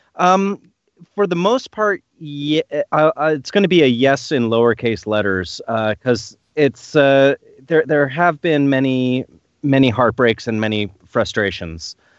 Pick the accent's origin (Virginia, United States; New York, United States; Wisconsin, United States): New York, United States; now in Tacoma, United States; I grew up in New York